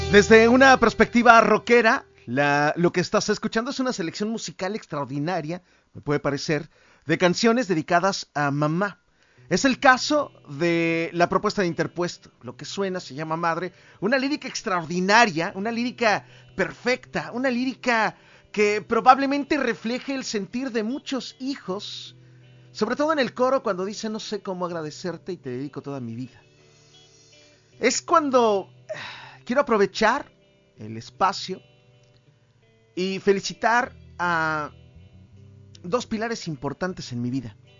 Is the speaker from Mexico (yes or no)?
yes; Mexico; como mexicanos podríamos